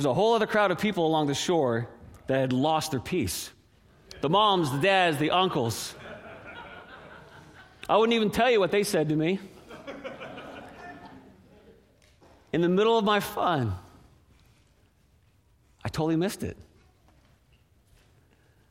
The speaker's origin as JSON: {"language": "English", "area": "an island off the coast of Newfoundland", "region": "Newfoundland and Labrador", "country": "Canada", "tie": "born or raised there", "moved": "yes", "lives_now": "Seattle, United States", "said": "when we were kids growing up on the East Coast, an island off the coast of Newfoundland, icebergs, polar bears in the northern part, beautiful area"}